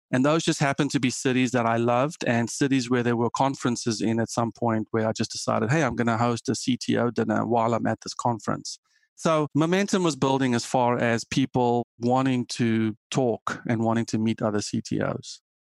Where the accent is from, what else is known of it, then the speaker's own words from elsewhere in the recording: South Africa; moved away as an adult; also born or lived in Germany; now in United States; I am South African and grew up coding